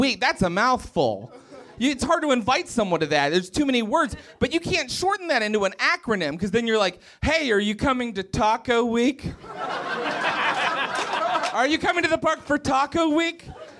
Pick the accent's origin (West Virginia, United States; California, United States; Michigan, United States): West Virginia, United States; So I grew up in West Virginia, and so you can't tell that I have an accent because I've risen above all of that.